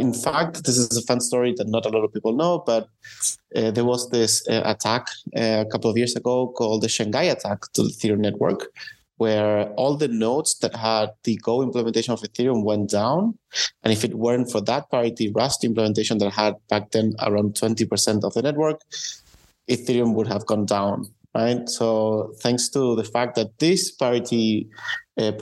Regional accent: Argentina; now in Berlin, Germany; originally from Argentina, although I'm right now living in Berlin.

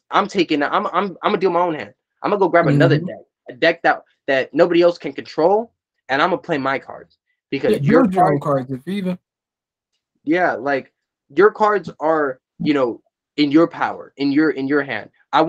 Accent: California, United States; I'm from California.

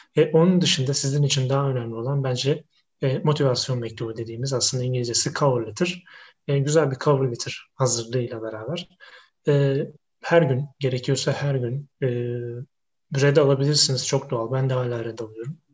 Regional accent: Istanbul, Turkey; moved away as an adult; now in Wrocław, Poland; ben İstanbulluyum

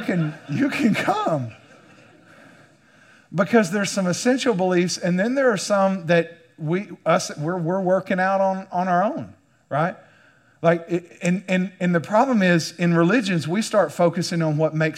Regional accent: United States; as an American

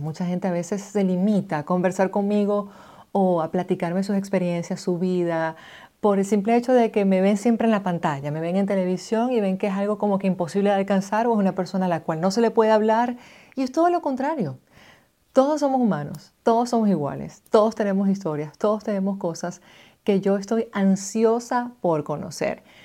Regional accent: Maracaibo, Zulia, Venezuela; moved away as an adult; now in United States; soy una migrante venezolana, nací en Maracaibo, Estado Zulia, en el año 89

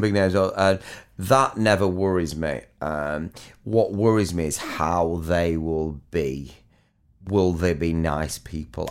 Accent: Near Chorley, North West England, United Kingdom; accent: Chorley; me a little bit of a Chorley accent

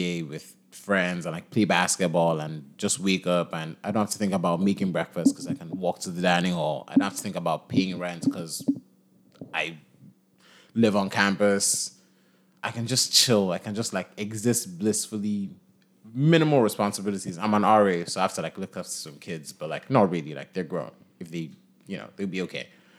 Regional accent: Nigeria; now in Philadelphia, United States; Nigeria. If they couldn't tell from, like, the... I think my American accent is pretty solid. Like, you know, I can say I'm from Philly. You know, so I'm from. I'm from North Philly.

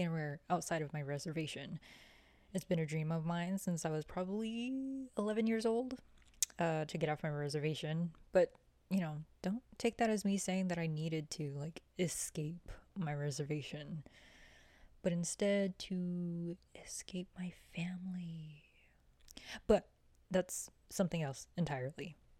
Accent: Oglala, South Dakota, United States; moved away as an adult; now in Lawrence, Kansas, United States; I'm Oglala Lakota from Oglala, South Dakota

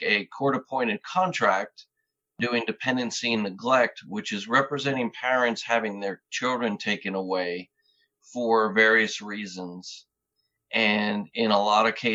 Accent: New York, United States; I grew up in New York and joined the Army in 1990 after going to law school

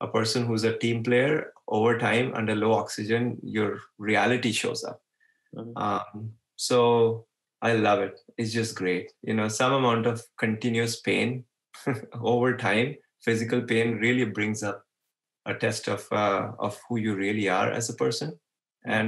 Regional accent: Mumbai, Maharashtra, India; I was born in Bombay

